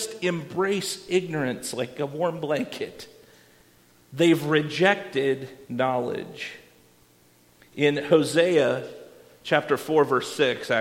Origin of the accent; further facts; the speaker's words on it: Iowa, United States; I didn't grow up on a farm even though I grew up in Iowa